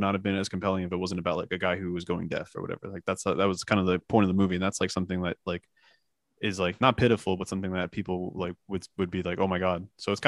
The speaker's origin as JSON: {"language": "English", "region": "New Jersey", "country": "United States", "lives_now": "New York, United States", "said": "I'm already from Jersey, so you know that I'm a clown. I'm paying excessive amounts of rent in New York."}